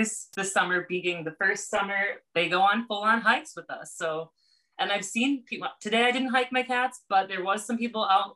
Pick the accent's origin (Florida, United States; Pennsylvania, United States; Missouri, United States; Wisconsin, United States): Wisconsin, United States; Hartford; moved away; I'm from Wisconsin, from Hartford, Wisconsin, which is now about 15,000 people